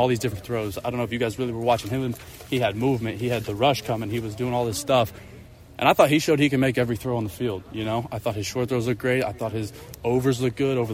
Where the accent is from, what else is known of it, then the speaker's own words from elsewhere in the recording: Kansas City, United States; growing up in Kansas City, growing up a huge Chiefs fan